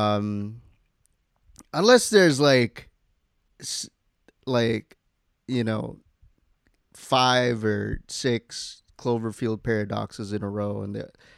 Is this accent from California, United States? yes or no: yes; Newport Beach, California, United States; Yeah, I grew up in Newport Beach.